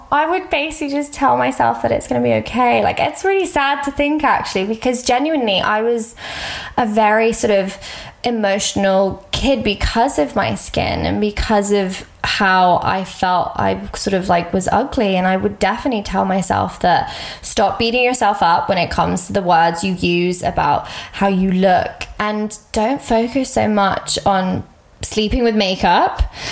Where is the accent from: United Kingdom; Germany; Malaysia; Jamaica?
United Kingdom; England; I was like where can I go I'm English so obviously I was like I can go to England